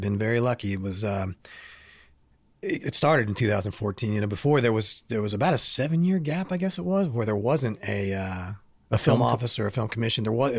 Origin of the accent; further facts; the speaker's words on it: Indiana, United States; now in Knoxville, United States; I grew up in Northern Indiana, but I went to school down here and kind of stayed afterwards.